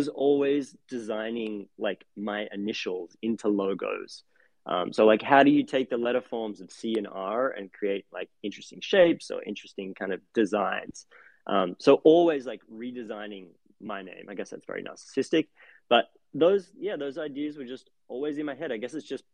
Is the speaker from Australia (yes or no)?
yes; Australia; moved away as an adult; now in Brooklyn, United States; growing up in Australia